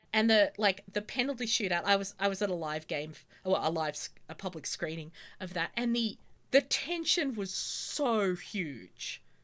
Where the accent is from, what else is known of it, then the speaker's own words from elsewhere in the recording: Australia; growing up in Australia